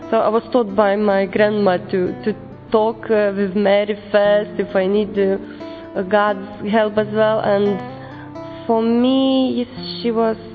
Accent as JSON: {"language": "English", "country": "Lithuania", "said": "I come from Lithuania. I'm 29 years old."}